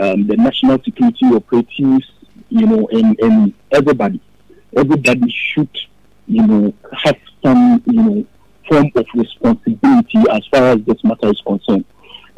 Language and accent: English; Ghana; as a Ghanaian